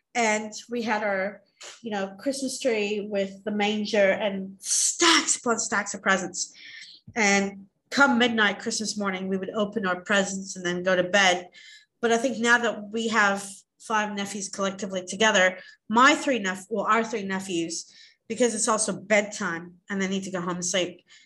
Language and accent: English; Australia; we're from Australia